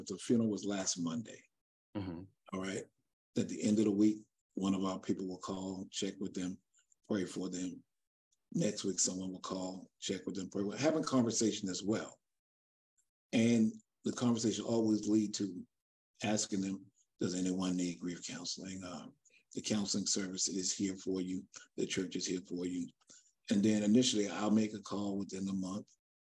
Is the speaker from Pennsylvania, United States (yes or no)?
no; Charleston, South Carolina, United States; now in Dallas, United States; I'm from Charleston, South Carolina